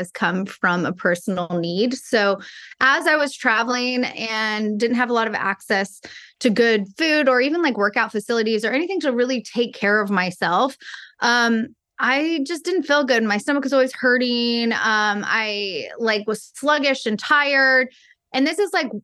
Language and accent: English; Texas, United States; I'm from Texas